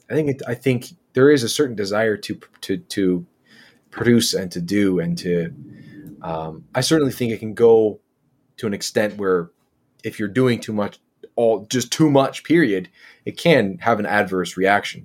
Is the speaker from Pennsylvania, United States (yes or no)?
yes; Philadelphia, Pennsylvania, United States; also born or lived in rural Michigan; now in Michigan, United States; I grew up in Philadelphia